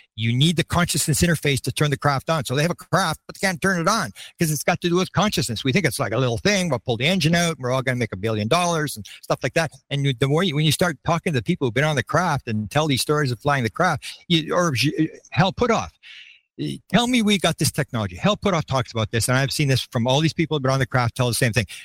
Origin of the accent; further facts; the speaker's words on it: Canada; I'm a Canadian.